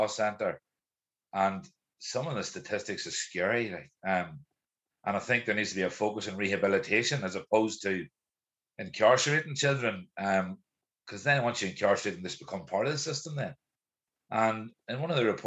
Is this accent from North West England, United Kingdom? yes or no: no; East Tyrone, Northern Ireland, United Kingdom; I grew up in Arbaugh in the 1980s and 90s